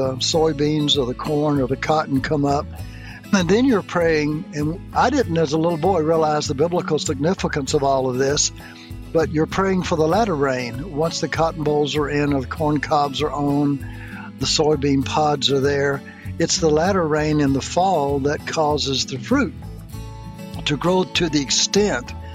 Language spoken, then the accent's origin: English; Mississippi, United States; I grew up in Mississippi, which has been known as a very poor state